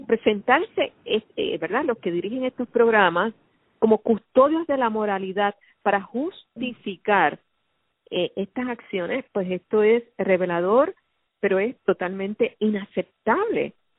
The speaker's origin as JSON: {"language": "Spanish", "country": "Puerto Rico", "said": "nuestra sociedad puertorriqueña"}